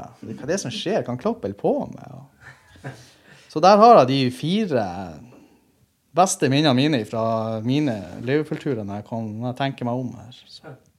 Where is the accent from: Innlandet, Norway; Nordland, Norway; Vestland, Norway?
Nordland, Norway; Andøya; now in Tromsø, Norway; jeg er fra Andøya og bor i Tromsø.